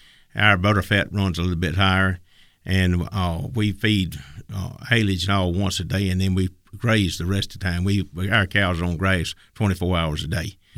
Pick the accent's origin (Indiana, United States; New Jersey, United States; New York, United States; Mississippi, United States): Mississippi, United States; Tylertown; from Tylertown, Mississippi, L&M Dairy, and I am Genuine Mississippi.